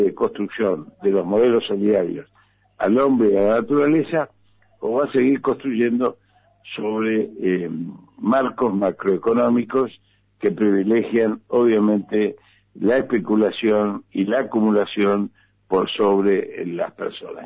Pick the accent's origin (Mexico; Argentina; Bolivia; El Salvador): Argentina; En el caso nuestro, como peronistas, como argentinos